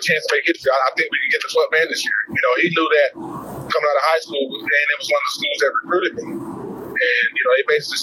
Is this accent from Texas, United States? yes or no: yes; Houston, Texas, United States; moved away as an adult; also born or lived in Lubbock, Texas; I'm from Houston, Texas. You know, got graduated in 87. You know, I'm an inner city kid